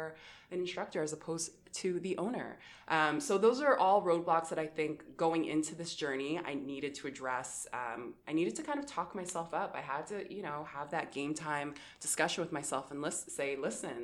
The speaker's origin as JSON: {"language": "English", "town": "Windsor", "region": "Ontario", "country": "Canada", "tie": "born or raised there", "said": "growing up in Windsor and having immigrant parents"}